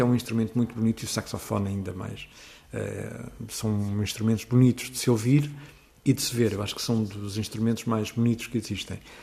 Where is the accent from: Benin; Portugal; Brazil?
Portugal; Seixal, Setúbal; na minha terra, eh, onde eu nasci, que é o Seixal